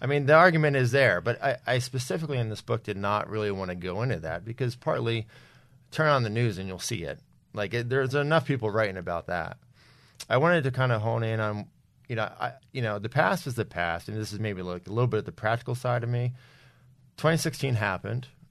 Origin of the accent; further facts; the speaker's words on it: New Jersey, United States; also born or lived in Philadelphia; I was born in Philadelphia, uh, early seventies, grew up in New Jersey